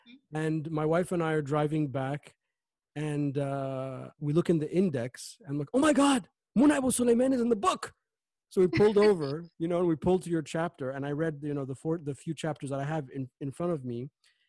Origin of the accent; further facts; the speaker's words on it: United States; I'm an American